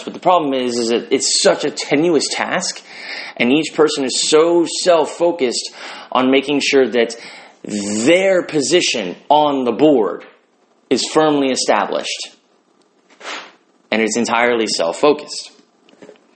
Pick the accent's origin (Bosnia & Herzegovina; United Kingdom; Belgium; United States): United States; I'm an American